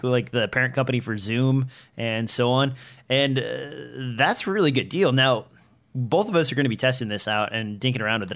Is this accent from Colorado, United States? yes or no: no; Nebraska, United States; I'm from Nebraska where trees are scarce